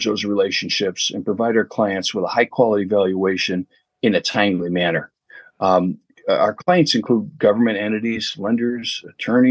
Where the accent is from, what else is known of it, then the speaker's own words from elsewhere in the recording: Chicago, Illinois, United States; I was born and raised in Chicago till I was about 12 years old